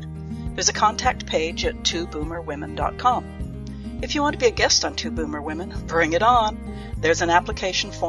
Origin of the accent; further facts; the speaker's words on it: Northern Vancouver Island, British Columbia, Canada; the very small community where I was raised on Northern Vancouver Island